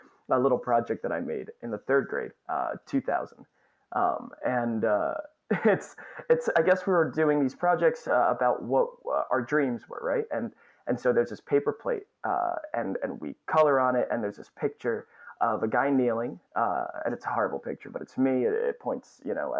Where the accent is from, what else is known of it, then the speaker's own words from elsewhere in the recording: Northern New Jersey, United States; moved away as an adult; also born or lived in Astoria, Queens, New York; now in Queens, New York, United States; I grew up in Northern New Jersey.